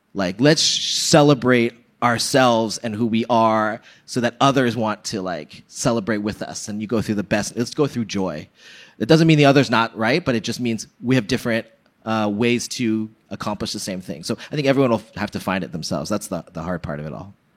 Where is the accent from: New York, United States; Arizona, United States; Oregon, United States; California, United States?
California, United States; Bay Area; I'm from the Bay Area